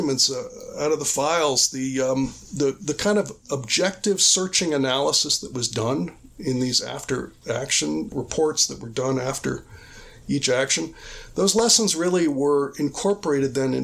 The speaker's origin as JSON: {"language": "English", "country": "United States", "said": "as an American"}